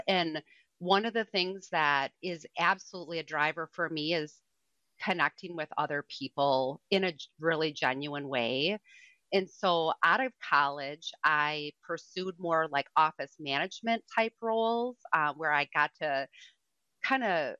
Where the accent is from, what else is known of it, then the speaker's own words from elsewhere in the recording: Madison, Wisconsin, United States; now in Michigan, United States; I'm about 40 miles from northern Michigan, but I'm from Madison originally, so from southern Wisconsin, and I think I'm one of those people that like picks up accents wherever I go.